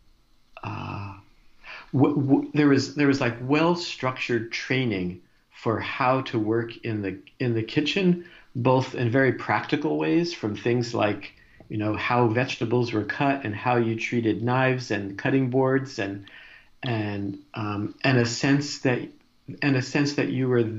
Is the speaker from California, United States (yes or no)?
no; New Jersey, United States; moved away; I grew up in New Jersey in a kind of a working class family